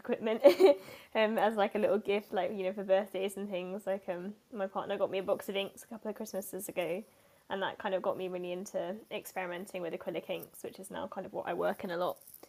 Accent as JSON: {"language": "English", "region": "Yorkshire and the Humber", "country": "United Kingdom", "tie": "born or raised there", "said": "I grew up in North Yorkshire"}